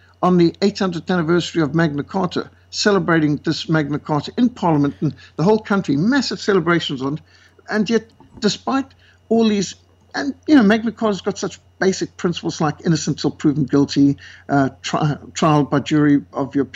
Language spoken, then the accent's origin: English; South Africa; So I said, South Africa